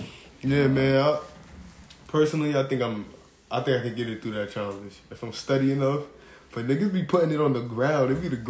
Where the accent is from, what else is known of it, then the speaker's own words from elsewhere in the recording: New York City, New York, United States; From the Bronx, you know, born and raised.